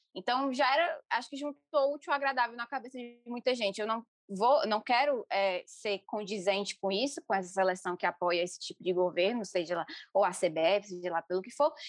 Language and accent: Portuguese; interior of Ceará, Brazil; eu sou do interior do Ceará, cresci no interior do Ceará